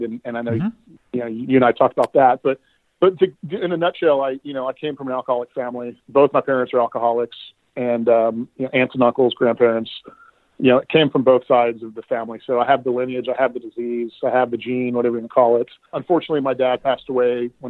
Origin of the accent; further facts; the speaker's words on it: Houston, Texas, United States; now in Waco, United States; I grew up in Houston, spent the majority of my life there, but moved to Waco about 6 months ago for an opportunity